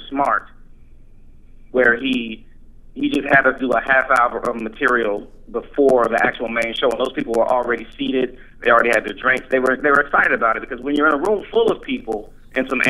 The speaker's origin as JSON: {"language": "English", "town": "Columbus", "region": "Ohio", "country": "United States", "tie": "born or raised there", "said": "There was a comedy club that opened up here in my hometown, and they had this contest called Columbus's Funniest Five"}